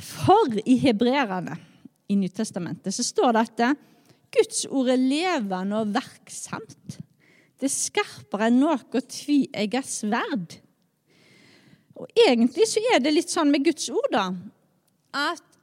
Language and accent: Norwegian; Skjold, Rogaland, Norway; jeg er oppvokst i Skjold